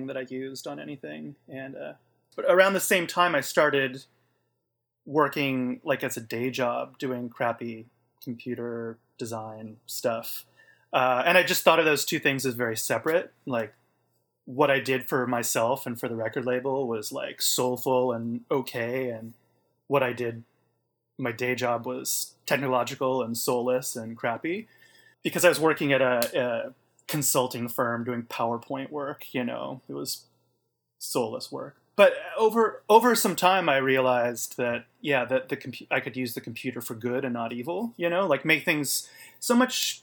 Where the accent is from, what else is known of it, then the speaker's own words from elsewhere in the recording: Portland, United States; Growing up in Portland, like I did